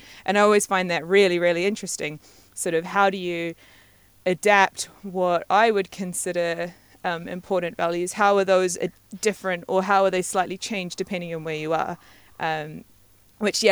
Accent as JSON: {"language": "English", "country": "New Zealand", "tie": "born or raised there", "also_born_or_lived": "Madagascar / Scotland / London", "moved": "as an adult", "said": "growing up in New Zealand"}